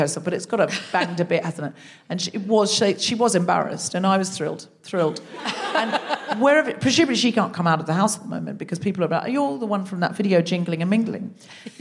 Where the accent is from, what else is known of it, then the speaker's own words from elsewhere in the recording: Australia; also born or lived in Britain; now in United Kingdom; I was raised in Australia